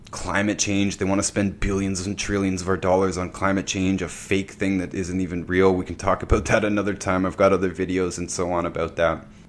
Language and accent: English; Ontario, Canada; I'm from Ontario, Canada